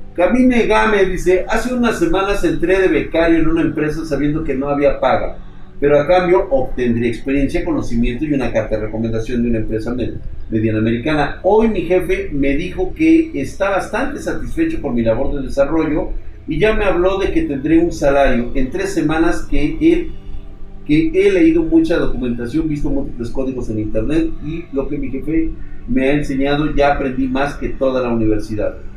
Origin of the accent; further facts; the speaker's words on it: Mexico; somos mexicanos